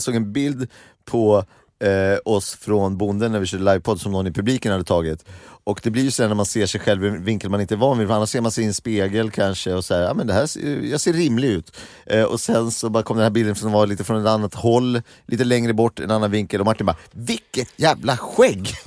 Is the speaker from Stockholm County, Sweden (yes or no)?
no; Gimo, Uppsala County, Sweden; jag kom från Gimo